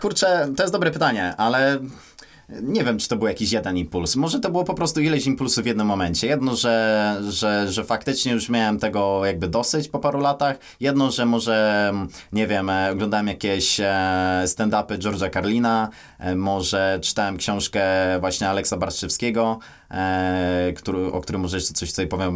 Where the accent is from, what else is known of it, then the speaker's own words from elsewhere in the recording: Kościan, Greater Poland, Poland; urodzony w takiej miejscowości Kościan, niedaleko Poznania